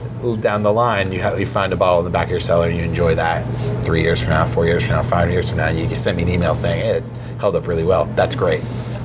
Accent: California, United States; For me, I think I'm not apologetic about being Californian, far from it.

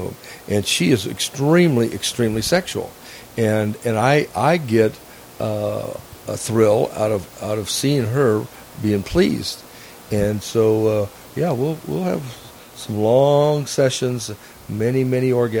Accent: Phoenix, Arizona, United States; moved away as an adult; also born or lived in northern Nevada; now in Nevada, United States; Phoenix, Arizona, yeah. And I born and raised there, educated, and then came to northern Nevada in 76.

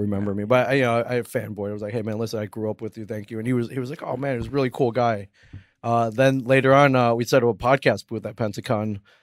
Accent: South Bend, Indiana, United States; I'm an eight-year-old, uh, Asian kid growing up in South Bend, Indiana

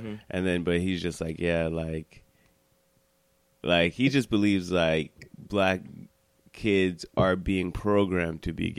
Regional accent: United States; I'm Haitian enough, but it's just like I'm not. I'm American enough. It's just like I'm not black.

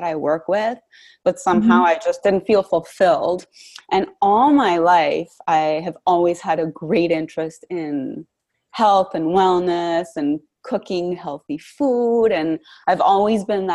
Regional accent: Bogota, Bogotá Capital District, Colombia; moved away as an adult; now in Washington, D.C., United States; I'm originally from Bogota, Colombia, so I came to Washington, D.C. many, many years ago to study international relations

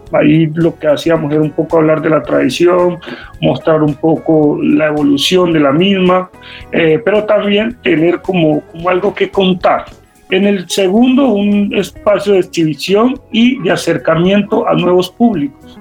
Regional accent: Cali, Valle del Cauca, Colombia; como caleños y como vallecaucanos

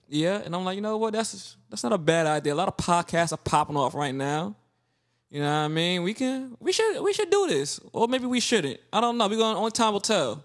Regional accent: Brooklyn, New York, United States; I was born in Brooklyn

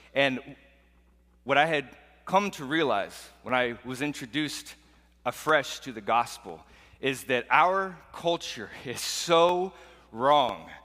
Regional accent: Portland, Oregon, United States; growing up in Portland, Oregon

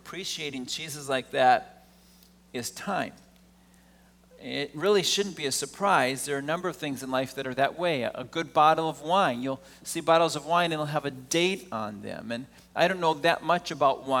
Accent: Wisconsin, United States; I grew up in Wisconsin

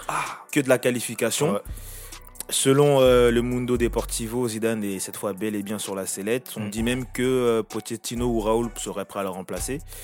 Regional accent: France; pour nous en tant que Français

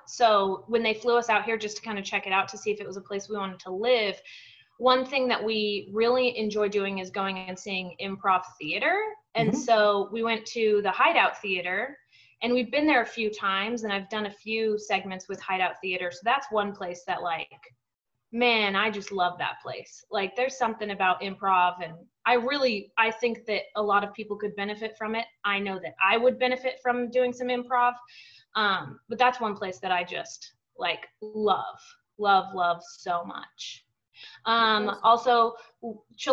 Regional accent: Albuquerque, New Mexico, United States; also born or lived in Roanoke, Virginia; now in Austin, United States; I'm from Albuquerque

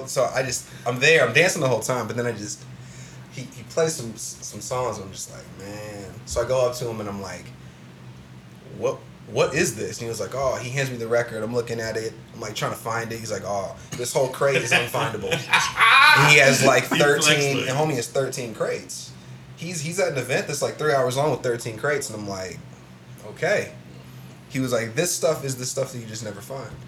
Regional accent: Columbus, Ohio, United States; Where um, where did you grow up at? Columbus. Like what side? What side? So on the East Sider.

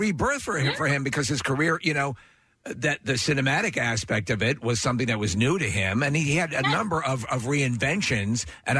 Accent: Long Island, East Northport, New York, United States; moved away; I grew up on Long Island, East Northwood.

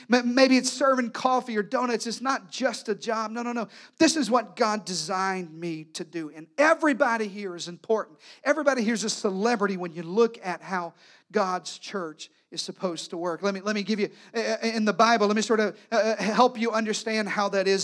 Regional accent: Arkansas, United States; moved away; I was raised in the deep South. Matter of fact, this past week I was back home in Arkansas

